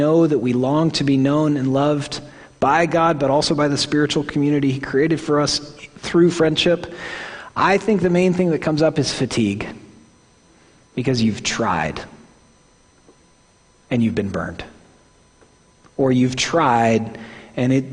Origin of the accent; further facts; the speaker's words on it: Oklahoma, United States; accent: Midwestern; I'm from Oklahoma